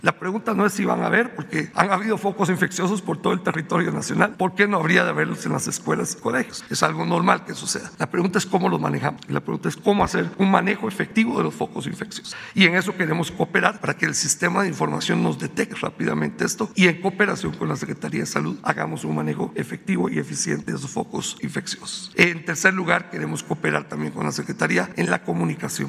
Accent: Guatemala; also born or lived in Indonesia; now in Mexico City, Mexico; Yo soy de origen guatemalteco

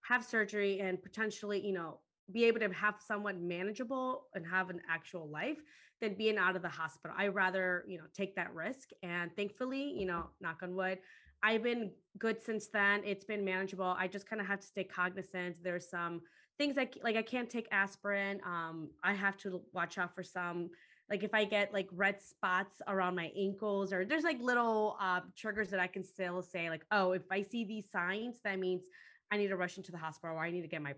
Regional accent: Chicago, Illinois, United States; also born or lived in Guatemala; I ended up growing up in Chicago

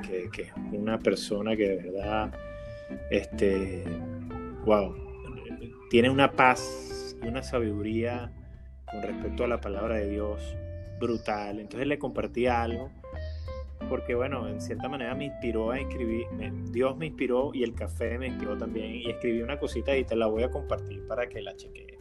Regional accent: Caracas, Capital District, Venezuela; moved away as an adult; also born or lived in Maracay; yo me crié en Caracas, pero mi vida intermitentemente fue hecha en Maracay

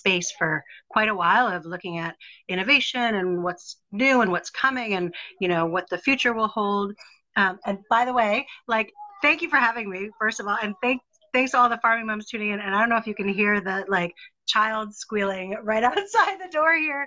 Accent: New York City, New York, United States; now in New Zealand; I grew up in New York City, and we lived in an apartment building

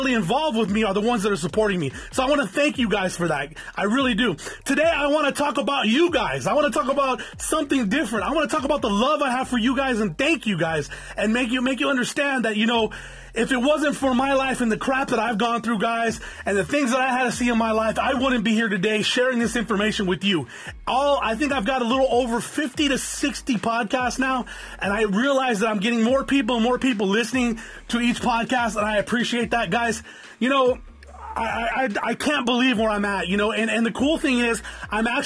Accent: Norwalk, California, United States; Anybody knows where Norwalk is? That's where I was born

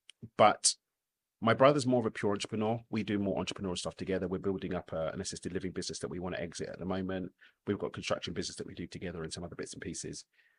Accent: London, United Kingdom; I'm loyal to my local team, yeah, East London.

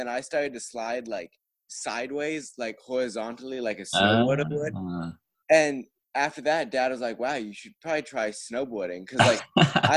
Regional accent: Vermont, United States; I live in a very small town with, like, 1,000 people

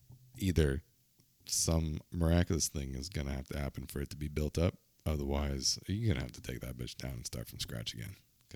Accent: San Diego, California, United States; I'm from San Diego. We got hockey here, bro.

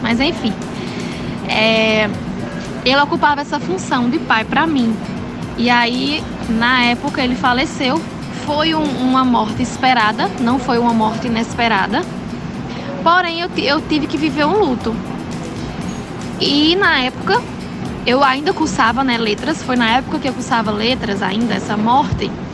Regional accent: Monteiro, Paraíba, Brazil; also born or lived in Campina Grande / Natal; eu sou natural de Monteiro, Monteiro Paraíba, mas me formei em Campina

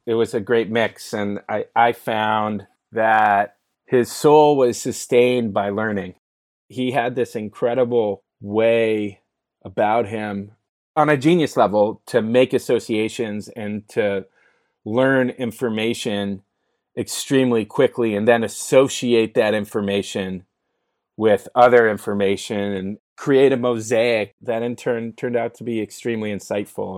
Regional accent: San Francisco, California, United States; moved away as an adult; now in Sherman Oaks, United States; I grew up in the Bay Area in San Francisco, actually. One of the rare few folks that have been born and raised in San Francisco.

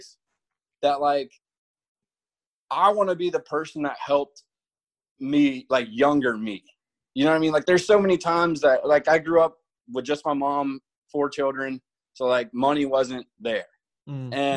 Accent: Virginia Beach, Virginia, United States; moved away as an adult; now in Yuma, United States; Virginia Beach, Virginia is my hometown

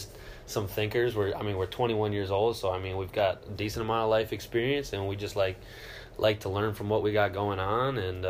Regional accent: Mendota Heights, Minnesota, United States; I'm from Mendota Heights, Minnesota, so right outside of St. Paul. City boy

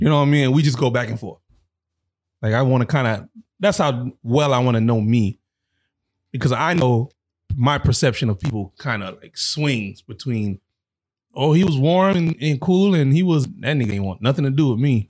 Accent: South Florida, United States; I'm from South Florida

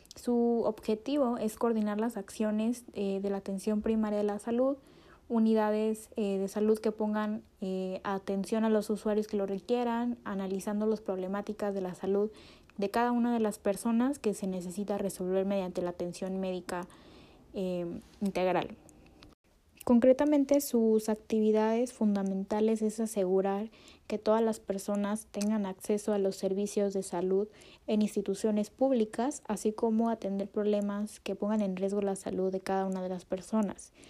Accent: Mexico; como mexicanos

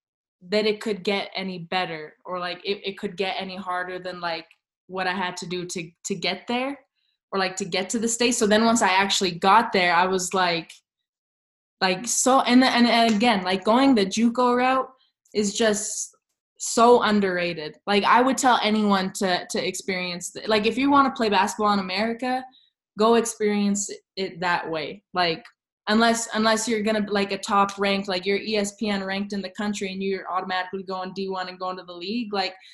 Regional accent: Canada; growing up in Canada, it's not necessarily instilled from a young age.

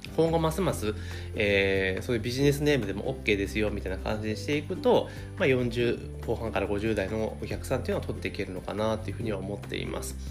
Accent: Kanagawa, Japan; moved away; 神奈川県にある私の実家からですねお届けをしているんですけれども

